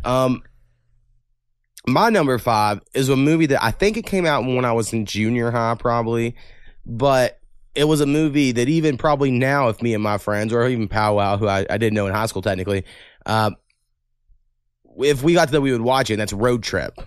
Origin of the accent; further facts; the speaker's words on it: Waurika, Oklahoma, United States; also born or lived in Ada, Oklahoma; in my hometown